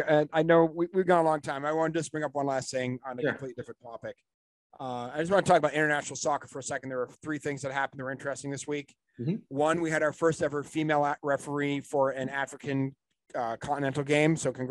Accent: Canada; the reason I'm clearly Canadian, I've said that Canada was going to qualify for the World Cup the whole way through.

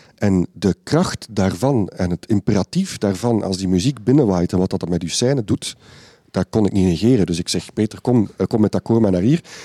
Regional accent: Ghent, Flanders, Belgium; hier in Gent de jeugdwerkorganisatie Creo, waar ik als kind in zat in Gentbrugge. En ik ben daarin opgegroeid

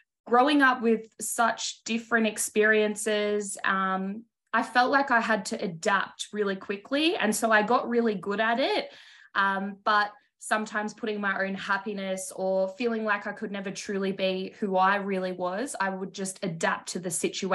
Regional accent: Melbourne, Victoria, Australia; I've always been a Melbourne girl, so born here, but I am Samoan Australian.

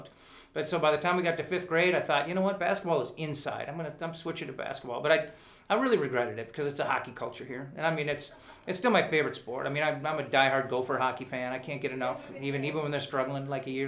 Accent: Hopkins, Minnesota, United States; also born or lived in Bemidji, Minnesota; born in Bemidji, but raised in Hopkins

